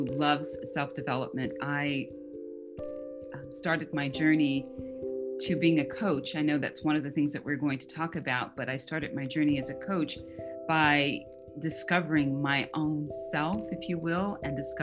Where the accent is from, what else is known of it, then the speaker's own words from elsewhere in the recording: Atlanta, Georgia, United States; also born or lived in Saudi Arabia / Bahrain; now in Springfield, United States; I'm originally from Atlanta, Georgia. I currently live in Springfield, Ohio.